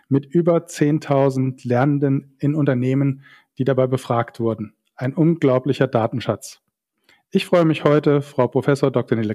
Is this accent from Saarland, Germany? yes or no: yes; Saarland, Germany; Aber als Saarländer sagt man immer, äh, du weißt nie, wofür es gut war.